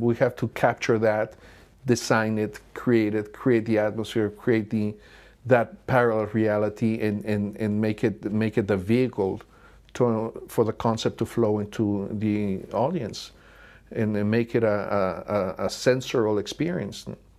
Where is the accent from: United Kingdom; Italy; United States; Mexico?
Mexico; we're both from Mexico.